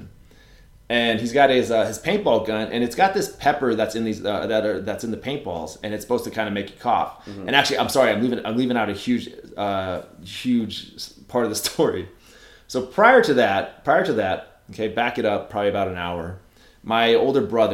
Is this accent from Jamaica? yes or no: no; Ramona, California, United States; I grew up in Ramona, California